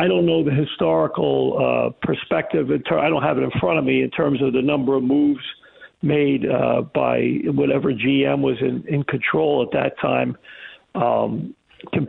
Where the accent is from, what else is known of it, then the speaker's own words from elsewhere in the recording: New York, United States; moved away; I grew up in New York, so I have a lot of family and friends